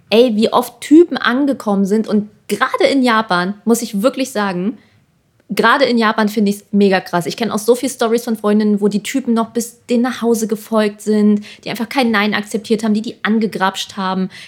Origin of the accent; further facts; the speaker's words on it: Germany; alle dachten auch immer so, ah ja, äh, du bist Amerikaner und alle waren schon so, äh, wir so, nee, wir sind Deutsche